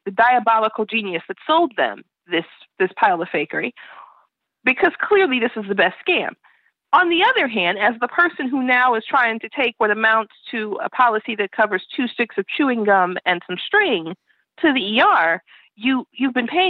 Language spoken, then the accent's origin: English; Chicago, Illinois, United States; I'm from Chicago